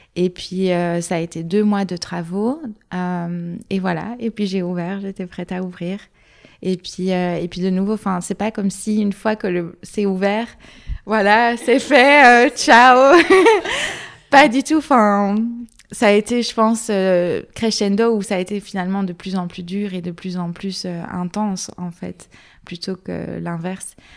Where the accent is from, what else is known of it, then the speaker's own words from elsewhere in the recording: Luxembourg Province, Wallonia, Belgium; moved away as an adult; now in Brussels, Belgium; je viens de la province du Luxembourg à la base, mais j'habite à Bruxelles depuis 7 ans